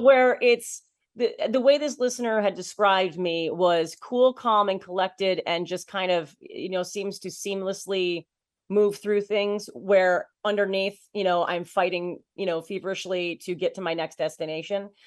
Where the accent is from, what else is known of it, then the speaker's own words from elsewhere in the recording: Waterford, New York, United States; moved away as an adult; also born or lived in Boston, Massachusetts; I'm from a, a small town, uh, called Waterford, New York, and, uh, so it's just outside of Albany, New York